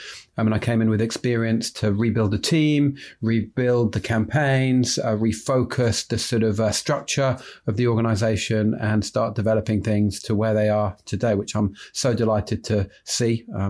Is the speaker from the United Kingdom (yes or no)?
yes; London, United Kingdom; despite being a Londoner